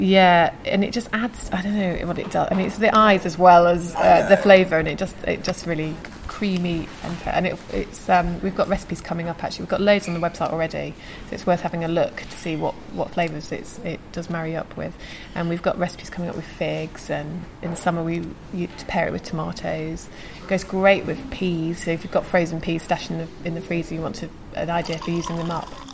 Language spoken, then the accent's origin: English; Lincolnshire, East Midlands, United Kingdom; now in London, United Kingdom; I'm from Lincolnshire